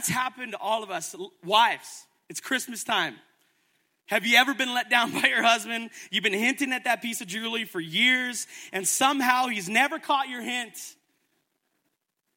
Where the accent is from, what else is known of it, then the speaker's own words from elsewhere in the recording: Edmonton, Alberta, Canada; now in Calgary, Canada; I'm not from here, I'm from Edmonton